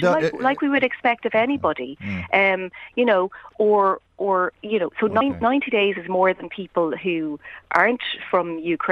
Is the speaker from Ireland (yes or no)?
yes; Ireland; as Irish people.